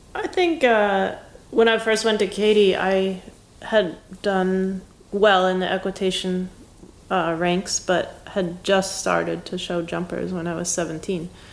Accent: Wisconsin, United States; moved away as an adult; I grew up in Wisconsin and I basically didn't leave the Midwest

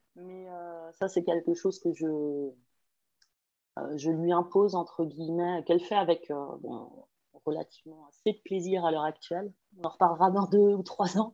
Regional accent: Pays de la Loire, France; moved away as an adult; now in Ireland; je suis originaire de Loire-Atlantique en France et j'habite en Irlande depuis très longtemps

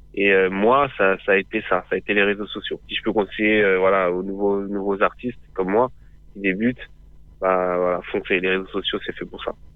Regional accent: Boussy-Saint-Antoine, Île-de-France, France; j'ai grandi dans le 91, donc c'est euh, en Essonne, à Boussy-Saint-Antoine

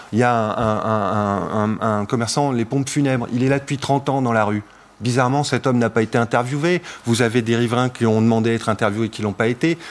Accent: Paris, Île-de-France, France; je suis un Parisien euh, pure pur souche, quoi, mm. donc euh, j'aime ma ville

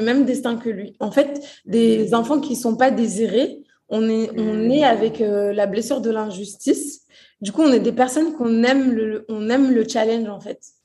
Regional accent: Courbevoie, Île-de-France, France; born or raised there; also born or lived in Portugal / Brazil

